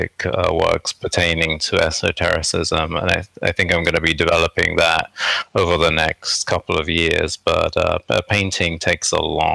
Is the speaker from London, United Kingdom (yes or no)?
yes; London, United Kingdom; moved away as an adult; also born or lived in Canada; now in New York, United States; originally I was born in, and I grew up in England, actually, in the southeast of London. And then I came to New York when I was in my early 20s.